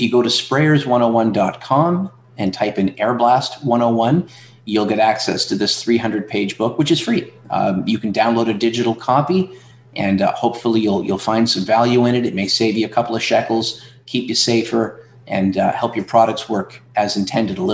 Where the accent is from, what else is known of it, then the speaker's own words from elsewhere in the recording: Atlantic Canada, Canada; now in Ontario, Canada; I'm from Atlantic Canada, and they made me move to Ontario